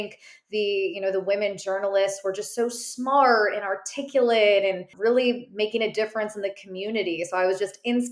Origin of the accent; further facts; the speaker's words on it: Chicago, Illinois, United States; moved away as an adult; also born or lived in South Bend, Indiana; now in Charlotte, United States; I'm from the Chicagoland area originally